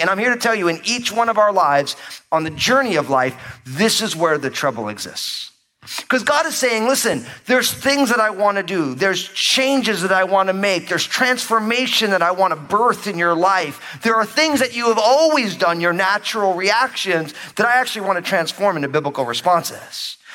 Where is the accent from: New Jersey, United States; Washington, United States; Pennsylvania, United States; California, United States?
New Jersey, United States; now I grew up in New Jersey, but my whole family is from New York